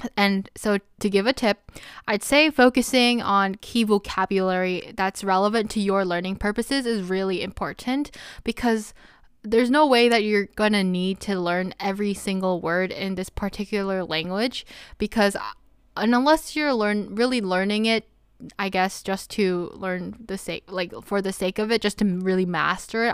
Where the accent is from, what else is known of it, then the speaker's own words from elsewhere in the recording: United States; I'm Korean American and I grew up speaking Korean as a Korean American